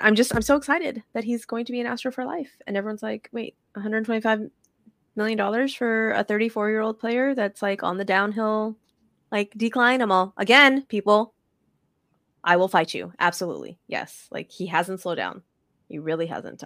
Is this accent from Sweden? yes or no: no; United States; as an American, like, a spoiled American that has running water in our, in our house